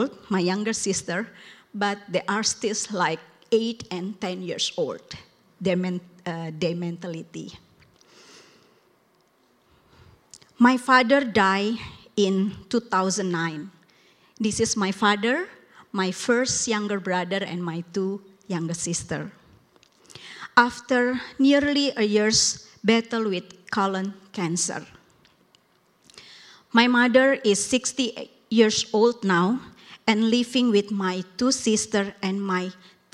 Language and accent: English; Indonesia; English is a second language; now in United States; I come from Indonesia, the largest Muslim country in the world